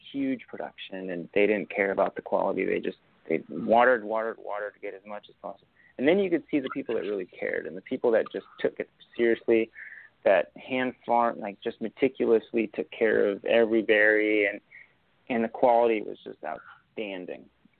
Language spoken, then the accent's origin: English; Napa, California, United States; also born or lived in Argentina; But I grew up in Napa. I call myself a Napkin. This is my hometown.